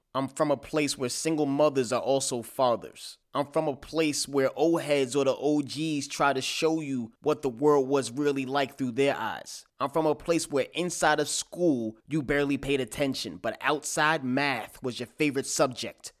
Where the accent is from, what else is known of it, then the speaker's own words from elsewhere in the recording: New York City, New York, United States; I am from Staten Island, New York.